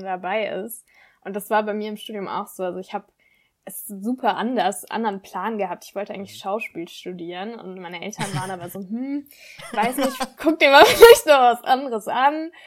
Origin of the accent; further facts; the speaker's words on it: Mannheim, Baden-Württemberg, Germany; moved away as an adult; now in Bayreuth, Germany; Nee, ich komme ursprünglich aus Mannheim, also aus Baden-Württemberg